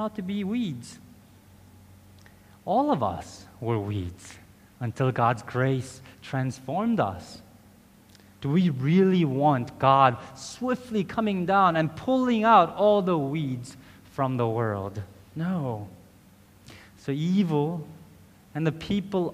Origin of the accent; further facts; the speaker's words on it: South Korea; That's how it began in Korea. In my home country, this is how the gospel arrived.